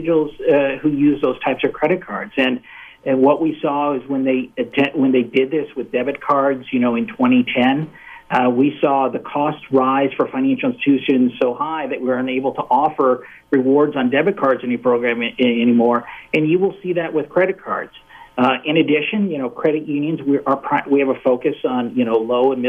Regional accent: Rapid City, South Dakota, United States; moved away; going back home and seeing my family in Rapid City, South Dakota

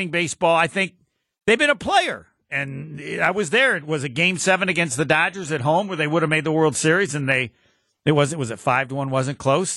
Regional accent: South Bend, Indiana, United States; I'm from South Bend

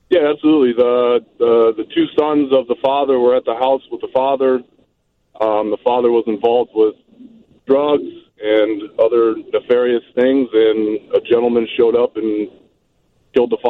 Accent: Belvidere, Illinois, United States; born or raised there

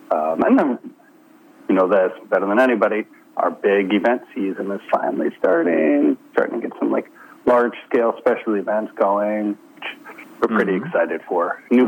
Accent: Chicago, Illinois, United States; accent: Canadian; I have a Canadian accent, and I'm from Chicago

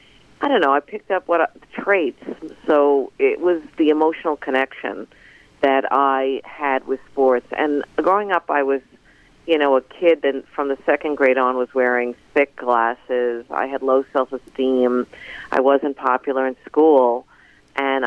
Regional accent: Long Island, New York, United States; accent: New York, Long Island; I grew up in New York, and we were a New York family

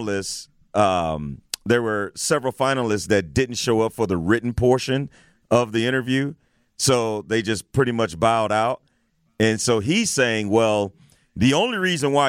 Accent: East St. Louis, Illinois, United States; I'm from East St. Louis. It's close to my hometown.

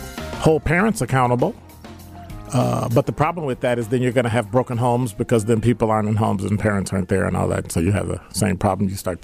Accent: Milwaukee, Wisconsin, United States; I was a police officer in the city of Milwaukee, my hometown.

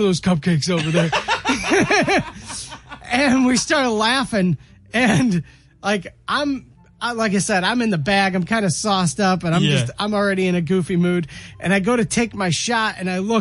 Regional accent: Rochester, Minnesota, United States; downtown Rochester, which is my hometown

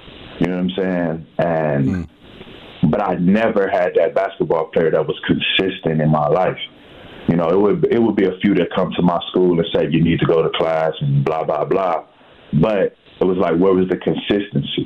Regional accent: Milwaukee, Wisconsin, United States; I'm a product of Milwaukee. You know, I grew up on First and Ring, 24th Place and Locust.

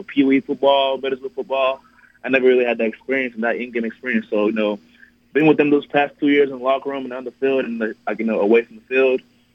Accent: Nigeria; now in El Paso, United States; growing up in Nigeria. It was definitely even better coming to America

